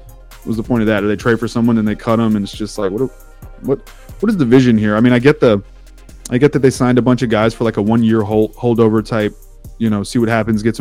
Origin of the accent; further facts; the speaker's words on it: Houston, Texas, United States; moved away as an adult; now in Los Angeles, United States; So born and raised in Houston, lived in Houston most of my life